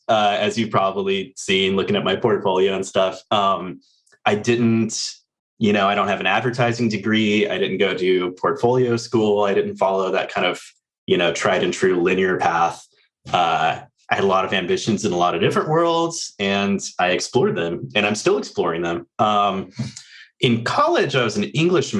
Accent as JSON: {"language": "English", "area": "Orange County", "region": "California", "country": "United States", "tie": "born or raised there", "also_born_or_lived": "Los Angeles, United States", "moved": "as an adult", "lives_now": "Virginia, United States", "said": "I grew up in Orange County, moved to LA as soon as I could get out, went to college"}